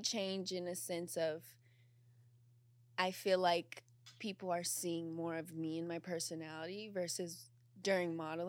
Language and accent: English; Las Vegas, Nevada, United States; now in California, United States; I'm from Las Vegas. Mm. I grew up in Las Vegas. It's not what pops in your head, like, oh, city, nightlife. It's very boring.